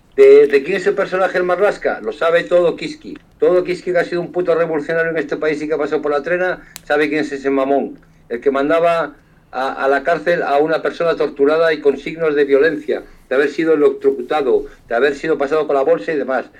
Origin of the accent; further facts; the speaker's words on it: Galicia, Spain; Yo, como gallego